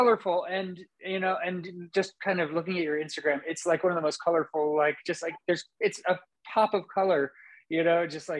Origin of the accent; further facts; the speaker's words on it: Napa, California, United States; moved away; I'm from Napa. I don't live there now. I moved, but you know, just a little bit away.